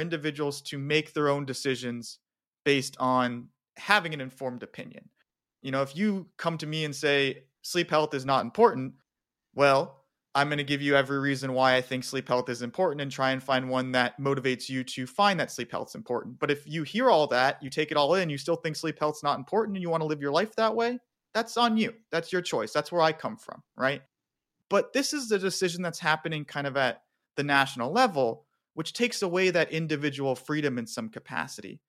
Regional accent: Phoenix, Arizona, United States; moved away; also born or lived in Tucson, Arizona; I spent 22 years of my life having been born and raised in Phoenix and living in Tucson.

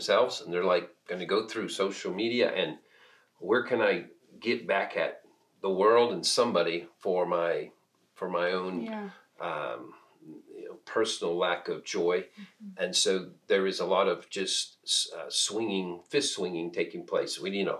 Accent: Peru; moved away as an adult; I was born and raised in Peru, South America, so most of my first 18 years were in South America.

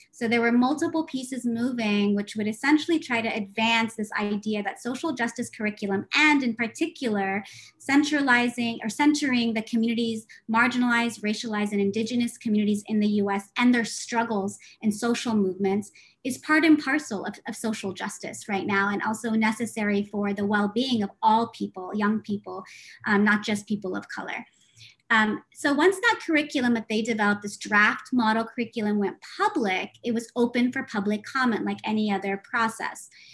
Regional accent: United States; I'm Palestinian, uh, daughter of refugees born and raised in the United States

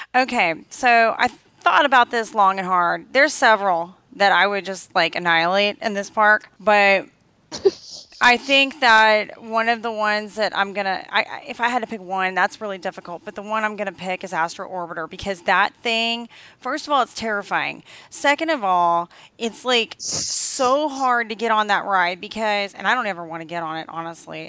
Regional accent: the South, United States; I'm from the South and I'm around a lot of country bears

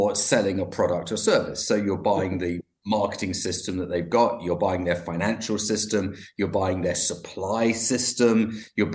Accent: London, United Kingdom; I'm from London, and I'm joining you from West London

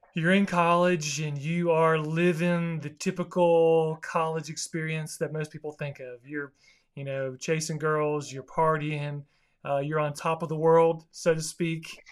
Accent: South Florida, United States; where I grew up in South Florida

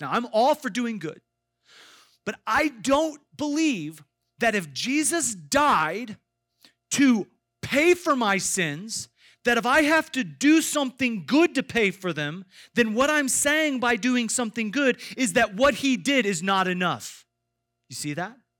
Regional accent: Iowa, United States; I grew up in Iowa

